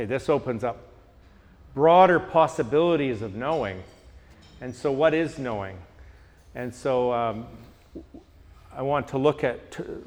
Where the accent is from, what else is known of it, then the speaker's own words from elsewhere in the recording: Canada; I'm from Canada